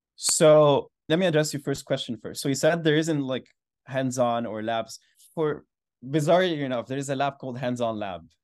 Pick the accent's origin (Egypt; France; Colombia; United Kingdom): Egypt; Alexandria, Alexandria Governorate; moved away as an adult; I grew up in Alexandria, Egypt. I went to the same school for fourteen years, and I stayed in the same city for eighteen years